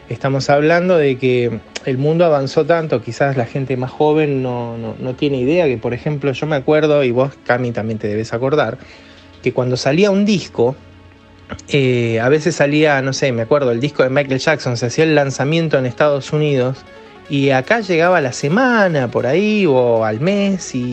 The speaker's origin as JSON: {"language": "Spanish", "country": "Argentina", "also_born_or_lived": "Mexico", "said": "yo me crié en México, hasta los 10 años viví en México, soy argentino, pero eh, nos fuimos a muy temprana edad mía, nos fuimos a, vivir a México"}